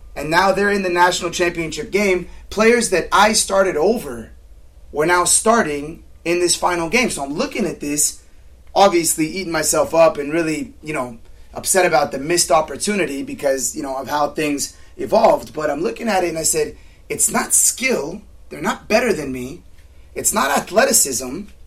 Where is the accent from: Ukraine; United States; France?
United States; Southern California; I grew up playing in Cal South